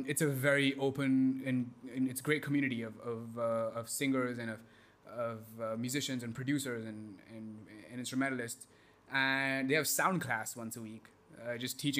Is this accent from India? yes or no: yes; India; moved away as an adult; also born or lived in Texas, United States; growing up in India.